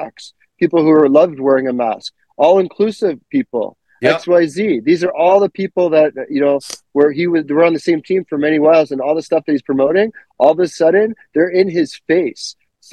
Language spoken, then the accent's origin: English; Canada; I'm your Canadian correspondent